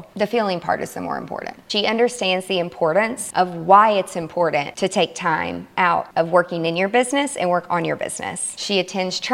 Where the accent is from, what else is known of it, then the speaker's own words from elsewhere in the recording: Nashville, Tennessee, United States; my hometown, Nashville, Tennessee